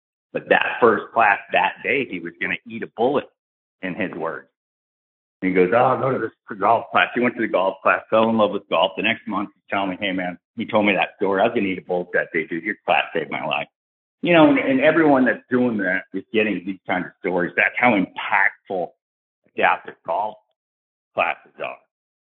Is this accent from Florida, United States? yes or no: yes; Tampa, Florida, United States; born there; I was born in MacDill. I'm in Florida right now. I was born over at MacDill in Tampa and grew up 17 years as a military brat.